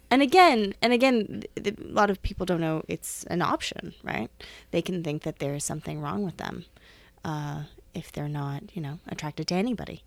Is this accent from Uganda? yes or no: no; Canada; also born or lived in Hamilton; I'm from Canada